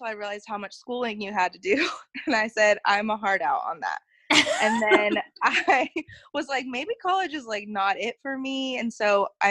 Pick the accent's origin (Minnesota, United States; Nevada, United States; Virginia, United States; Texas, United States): Texas, United States; Dallas; moved away as an adult; also born or lived in Albuquerque; I grew up in Dallas